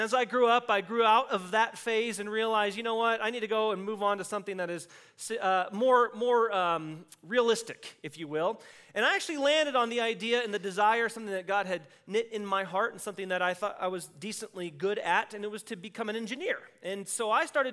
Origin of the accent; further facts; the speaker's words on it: Texas, United States; I grew up in Texas where we had alleyways